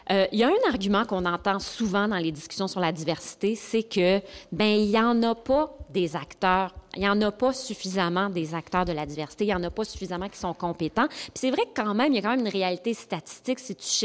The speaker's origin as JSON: {"language": "French", "region": "Quebec", "country": "Canada", "said": "écoutez, je viens de l'Abitibi"}